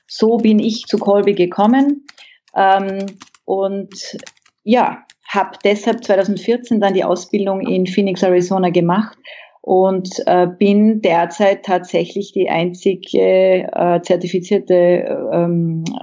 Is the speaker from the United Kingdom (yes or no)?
no; Austria; ich bin Österreicherin und ähm, seit 2010 mit einem Westaustralier verheiratet